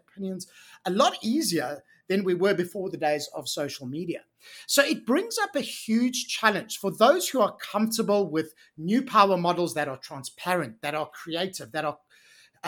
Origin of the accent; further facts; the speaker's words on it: South Africa; moved away as an adult; I actually grew up in South Africa and I spent the first 30 years of my life living, working, playing, doing all the things as a South African.